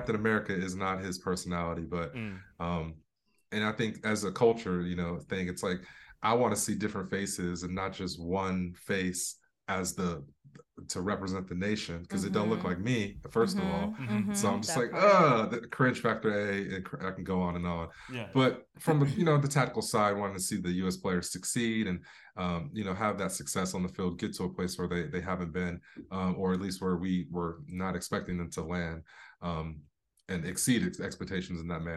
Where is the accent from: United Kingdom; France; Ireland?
United Kingdom; England; moved away; also born or lived in Florida; I was born in Florida, but I spent a lot of time. I was raised in England